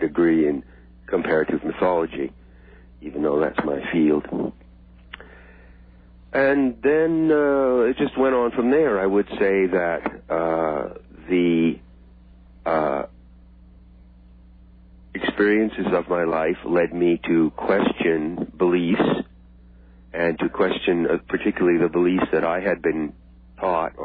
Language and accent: English; Friendship, Maine, United States; also born or lived in New York City; I grew up in a small town in Maine called Friendship, a small lobster fishing village.